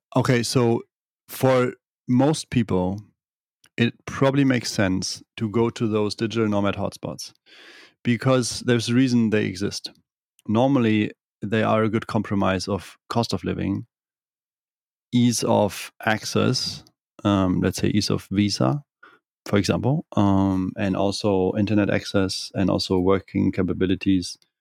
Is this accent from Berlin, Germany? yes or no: no; Kiel, Schleswig-Holstein, Germany; English is a second language; moved away as an adult; also born or lived in Bavaria; I'm from the northern part of Germany, from Kiel